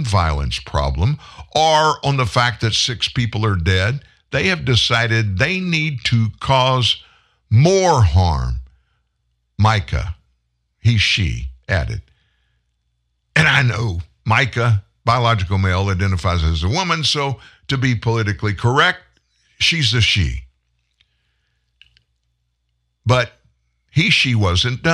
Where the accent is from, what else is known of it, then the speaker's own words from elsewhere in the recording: Lafayette, Louisiana, United States; also born or lived in Franklin, Louisiana / Shreveport, Louisiana; I grew up in Lafayette, Louisiana.